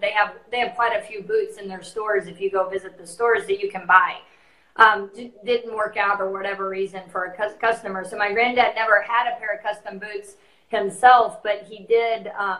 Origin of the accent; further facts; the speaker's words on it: San Angelo, Texas, United States; I grew up in San Angelo